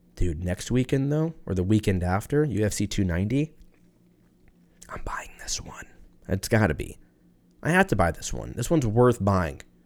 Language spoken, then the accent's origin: English; United States; I'm American